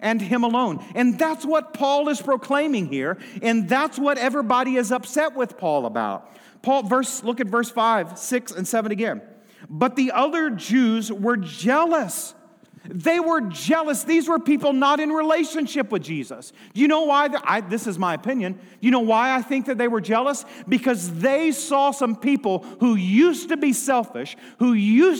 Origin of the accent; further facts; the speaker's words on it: United States; I have had the privilege to be born and raised in the United States of America.